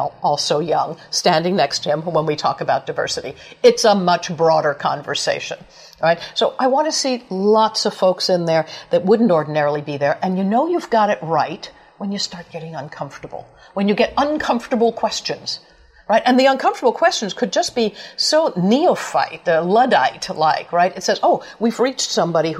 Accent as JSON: {"language": "English", "region": "New York", "country": "United States", "tie": "born or raised there", "said": "I grew up poor in New York"}